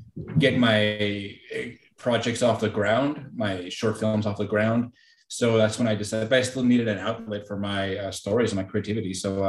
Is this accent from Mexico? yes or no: yes; Mexico; I was born and raised in Mexico, right on the border with Texas.